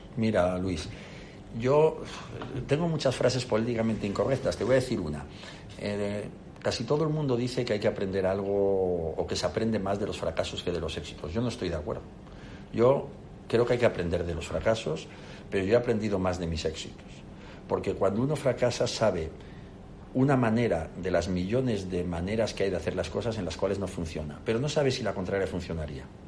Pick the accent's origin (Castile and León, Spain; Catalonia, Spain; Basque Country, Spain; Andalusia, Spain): Castile and León, Spain; León; also born or lived in Palencia / Oviedo; castellano leonés, nací en Palencia y me he criado en León